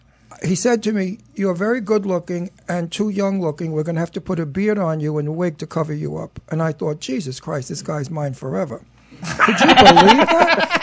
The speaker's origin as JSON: {"language": "English", "town": "New York City", "region": "New York", "country": "United States", "also_born_or_lived": "Los Angeles", "accent": "Brooklyn", "said": "I'm from Brooklyn."}